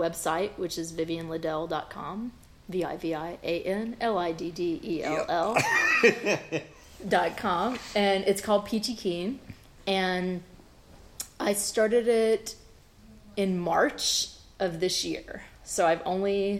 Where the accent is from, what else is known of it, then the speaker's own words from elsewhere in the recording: South Georgia, United States; also born or lived in Memphis, Tennessee / Brooklyn, New York / Athens, Georgia; now in Atlanta, United States; I grew up in the South, I'm originally from Memphis, and I grew up in South Georgia